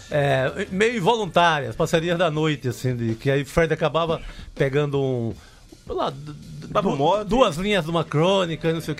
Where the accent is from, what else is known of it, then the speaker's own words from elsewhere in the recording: Cariri, Ceará, Brazil; moved away; also born or lived in Recife; eu nasci no, no, no Cariri, evidentemente, cearense, é, no tempo que não tinha o Icasa no Campeonato Cearense. O Icasa nasceu no meu ano, 1962.